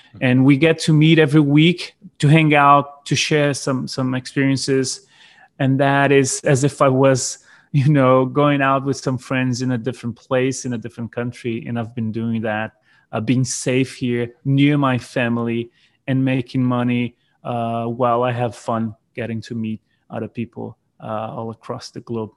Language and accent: English; South Brazil, Brazil; English is a second language; also born or lived in New Zealand; my hometown, which is in the south of Brazil, which is where I'm, I'm currently living right now